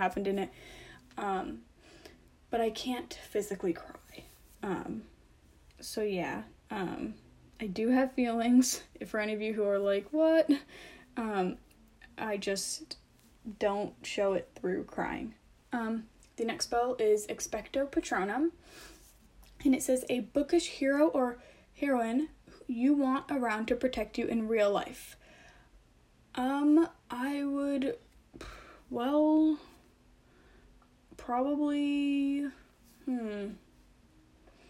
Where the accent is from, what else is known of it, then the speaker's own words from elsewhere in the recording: United States; I'm from the United States of America